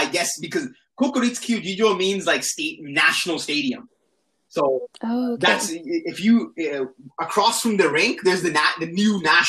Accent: Canada; moved away as an adult; also born or lived in India (ancestry); now in Tokyo, Japan; I'm Indian. Like, my parents are Indian, right? So I grew up in an Indian household. Like, I was born in Canada, but, like, my parents were Indian.

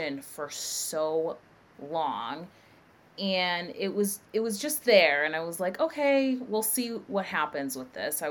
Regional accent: New Hampshire, United States; also born or lived in Boston; I'm originally from New Hampshire, born and raised. I grew up in a small town

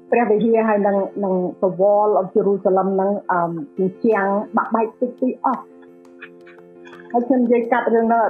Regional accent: Cambodia; now in United States

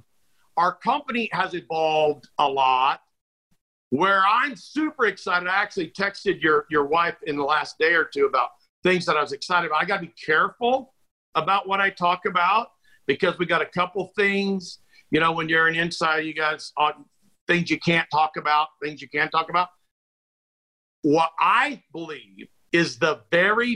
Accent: McPherson, Kansas, United States; moved away as an adult; also born or lived in Manhattan, Kansas / Salina, Kansas / Topeka, Kansas; where we're from

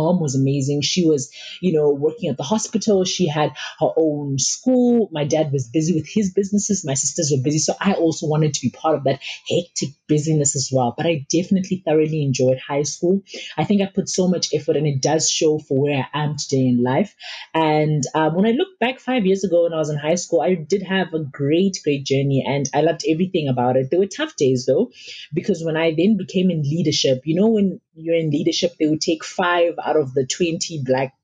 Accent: Makhado, Limpopo, South Africa; also born or lived in Malamulele, Limpopo; I was born in Malamlele. It's a township in Limpopo, and we moved to Makado, which is now called Makado Luitrihat in Limpopo as well.

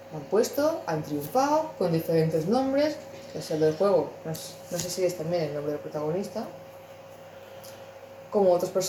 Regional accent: Spain; Yo es que eso, siendo españoles, me veo un no hay cojones hacerlo.

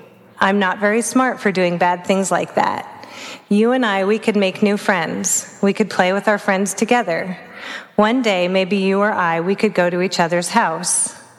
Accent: Vancouver, British Columbia, Canada; also born or lived in Oregon; I grew up on the West Coast. First, I was in British Columbia and Canada, and then I ended up in Oregon. So I was born in Vancouver.

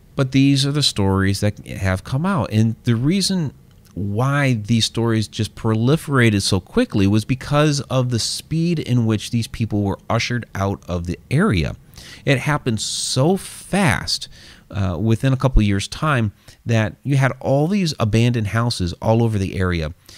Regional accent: Ohio, United States; it's my home state

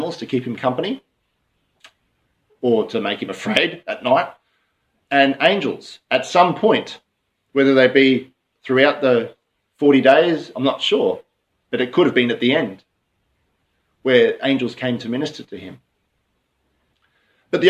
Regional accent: Queensland, Australia; moved away; we come from Queensland

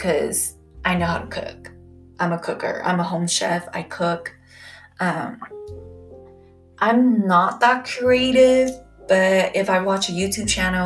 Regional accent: California, United States; I am from California

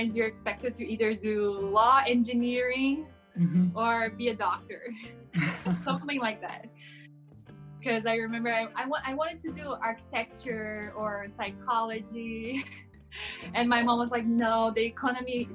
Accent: São Paulo, Brazil; first language Portuguese; English is a second language; moved away as an adult; now in United States; I was born and raised in Brazil. I'm from São Paulo. Mm-hmm. I was born in a small town and I moved to the capital to go to law school

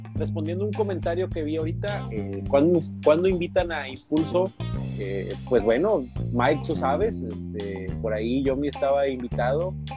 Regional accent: Tampico, Tamaulipas, Mexico; él y yo somos de Tampico

